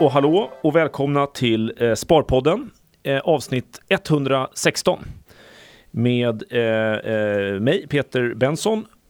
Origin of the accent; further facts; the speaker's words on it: Sweden; vi är ju tyvärr då som svenskar ganska vana vid att betala hög skatt